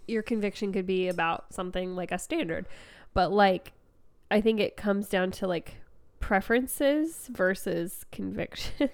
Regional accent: United States; being American

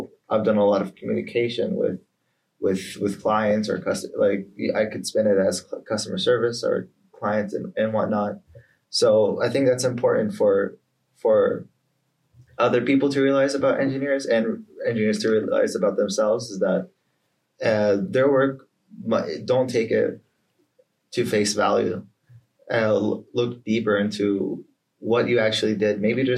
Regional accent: Atlanta, Georgia, United States; born there; My family's from Palestinian Jordanian, but I was born in Atlanta, Georgia.

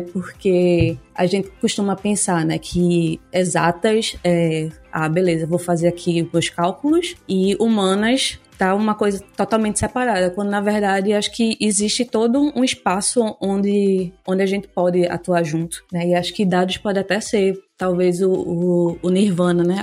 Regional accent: Recife, Pernambuco, Brazil; Eu sou pernambucana, falo de Recife

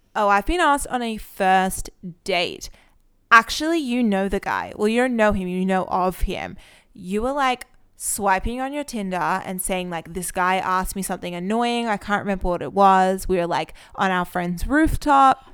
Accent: Australia; moved away as an adult; now in Israel; I'm actually from Australia

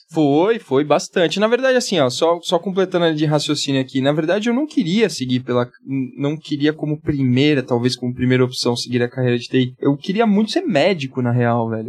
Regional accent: Santos, São Paulo, Brazil; moved away as an adult; now in São Paulo, Brazil; Sou nascido e criado em Santos, moro aqui em São Paulo há, há pouco tempo

